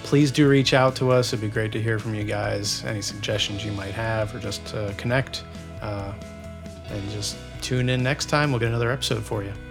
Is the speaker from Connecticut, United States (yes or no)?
no; near Reading, Pennsylvania, United States; moved away; I am from close to Philadelphia, about an hour and a half to two hours outside of Philadelphia where I grew up. Um, it's actually near Redding, Pennsylvania